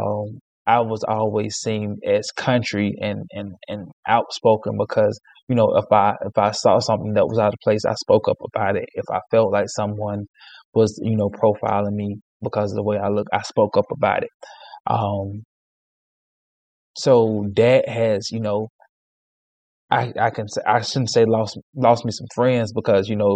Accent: Alabama, United States; I was born and raised in Alabama

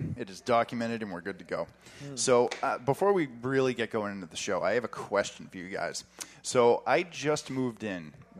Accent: Louisiana, United States; I was born in Louisiana.

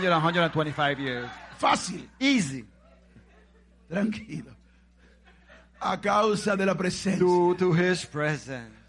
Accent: Macorís, Dominican Republic; Cuando yo estaba en Macorís, allá, ay

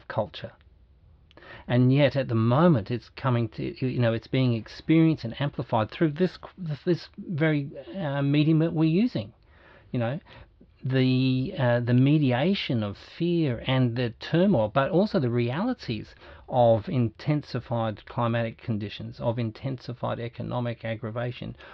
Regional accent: Australia; Me as a guy who's 60, been born and bred in Australia, white to the back teeth

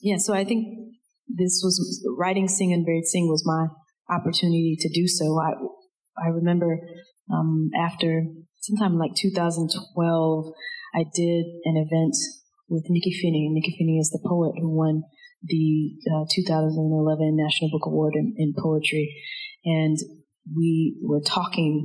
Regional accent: DeLisle, Mississippi, United States; the population of DeLille, of my hometown.

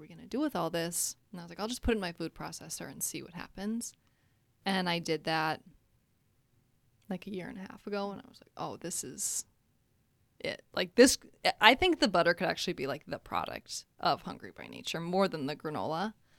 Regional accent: Minnesota, United States; moved away as an adult; now in Chicago, United States; I am actually born and raised in Minnesota

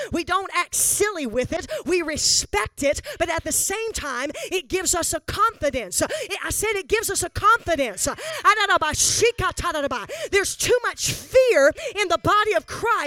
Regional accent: the South, United States; Born and raised Southern. Not quite as south as Texas, but Southern

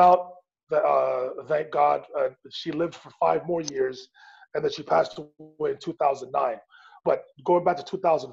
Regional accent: Montreal, Quebec, Canada; my hometown of Montreal

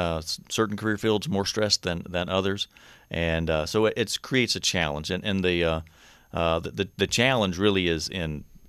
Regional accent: North Carolina, United States; accent: Southern; I'm uniquely from North Carolina, so you may sense hear a little bit of a Southern accent in me every once in a while.

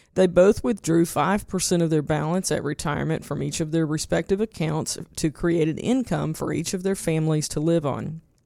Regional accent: eastern Arkansas, United States; I grew up in Tornado Alley in eastern Arkansas

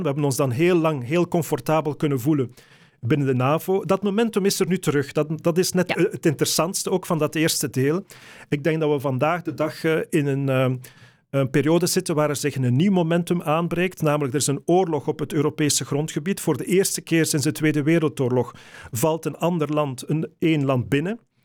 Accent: Flanders, Belgium; Als Vlamingen, Belgen

